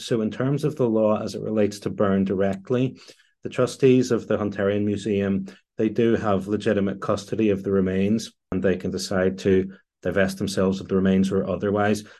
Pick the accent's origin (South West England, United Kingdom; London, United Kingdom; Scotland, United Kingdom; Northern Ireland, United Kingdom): Northern Ireland, United Kingdom; I am Northern Irish.